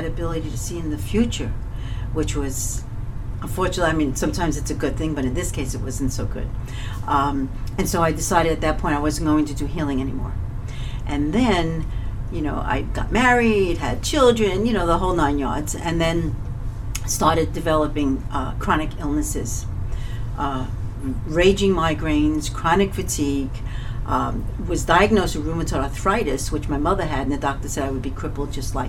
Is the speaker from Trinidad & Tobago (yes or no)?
no; New York City, New York, United States; I was born and raised in Coney Island, Brooklyn